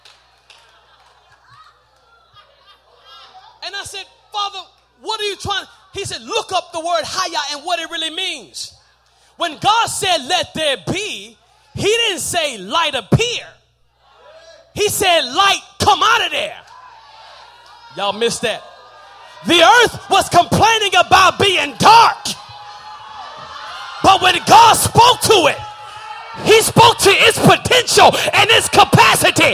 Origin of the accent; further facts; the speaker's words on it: Texas, United States; I'm from Texas